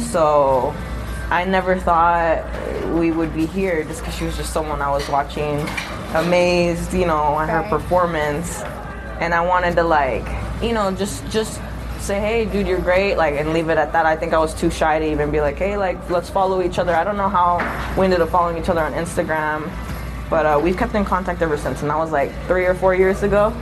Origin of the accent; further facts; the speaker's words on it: San Diego, California, United States; moved away; I'm actually originally from San Diego, California